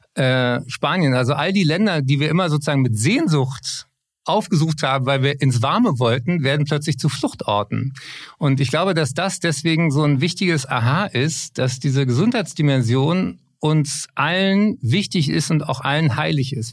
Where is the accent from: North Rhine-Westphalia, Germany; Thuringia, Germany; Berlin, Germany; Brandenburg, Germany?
Berlin, Germany; Berlin, meine Heimatstadt